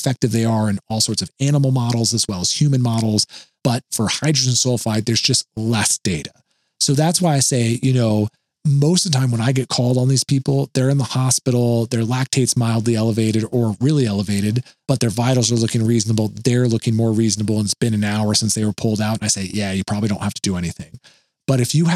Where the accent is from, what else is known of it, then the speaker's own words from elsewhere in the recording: Oregon, United States; moved away; Back in my home state of Oregon, there is a very famous paper mill by where I live